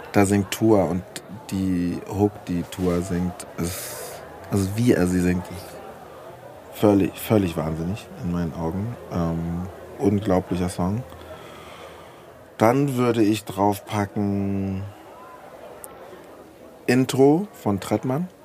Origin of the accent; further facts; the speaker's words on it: Frankfurt, Hesse, Germany; ich komme direkt aus